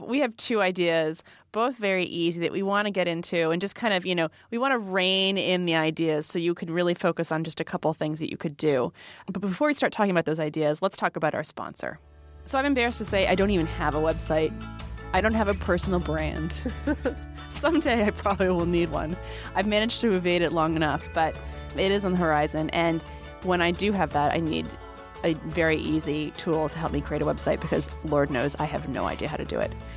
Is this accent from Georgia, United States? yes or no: no; Rhode Island, United States; we are from Rhode Island